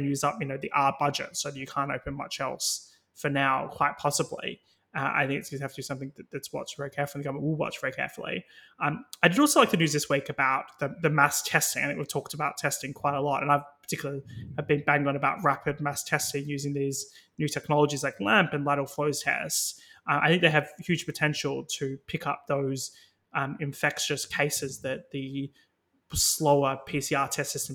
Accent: Australia; now in United Kingdom; as an Australian

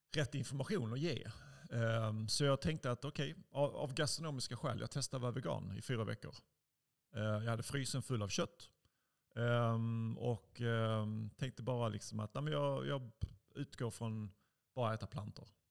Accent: Helsingborg, Skåne, Sweden; moved away as an adult; jag växte upp i Helsingborg. Jag är 45 nu, lämnade Helsingborg när jag var 19

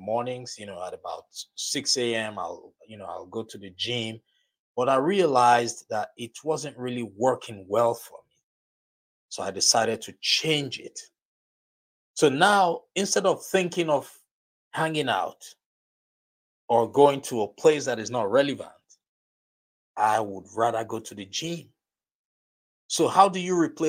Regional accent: Nigeria; accent: Nigerian; my Nigerian accent

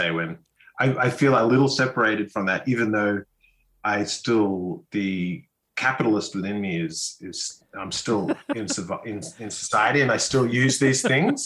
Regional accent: North Queensland, Australia; I was brought up in North Queensland

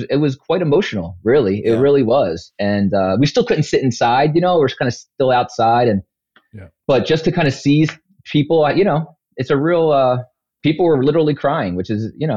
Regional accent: Philadelphia, Pennsylvania, United States; I grew up in Overbrook in a section of West Philadelphia

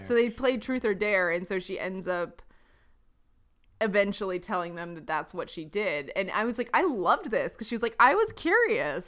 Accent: Baltimore, Maryland, United States; I grew up in Baltimore where Johns Hopkins is

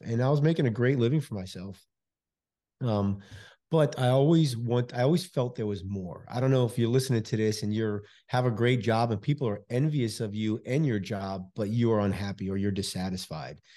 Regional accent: New York City, New York, United States; now in Houston, United States; I'm originally from New York City, Bronx, New York, originally

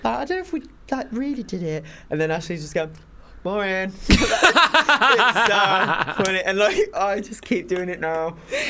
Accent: Wolverhampton, West Midlands, United Kingdom; I'm from Wolverhampton.

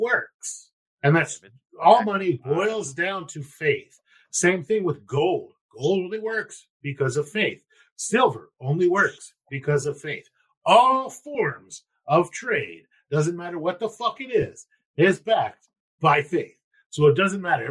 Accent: United States; I'm from America

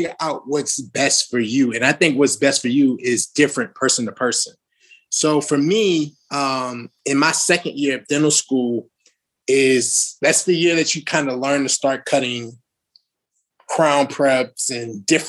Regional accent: New Orleans, Louisiana, United States; moved away as an adult; I'm from New Orleans, Louisiana

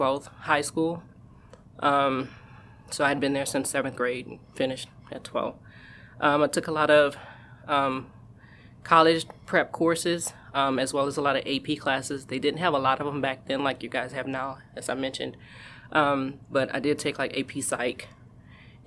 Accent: New Orleans, Louisiana, United States; moved away as an adult; now in California, United States; I'm originally from New Orleans, Louisiana, so I wound up moving here

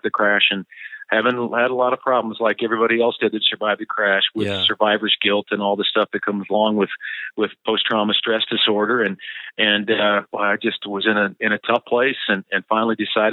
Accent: small town South Dakota, United States; now in Denver, United States; It was a great childhood. It was a fun place to grow up. A little isolated in small town South Dakota

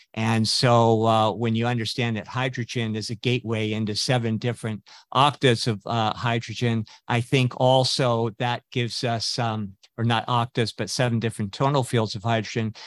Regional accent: West Coast, United States; I grew up on the West Coast

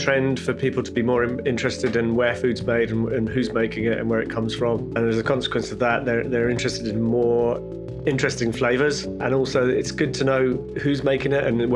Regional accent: Wolverhampton, West Midlands, United Kingdom; moved away as an adult; now in Edinburgh, United Kingdom; I got a job in a brewery in my hometown of Wolverhampton back then

